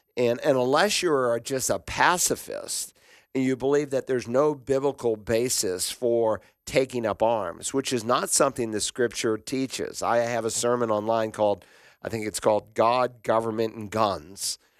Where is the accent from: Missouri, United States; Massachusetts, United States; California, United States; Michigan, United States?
Massachusetts, United States; Worcester; My hometown was there